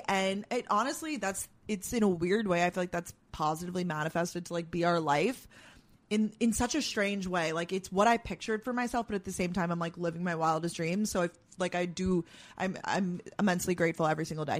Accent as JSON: {"language": "English", "area": "Long Island", "region": "New York", "country": "United States", "tie": "born or raised there", "also_born_or_lived": "Georgia / Boston", "lives_now": "New York City, United States", "said": "born and raised in New York"}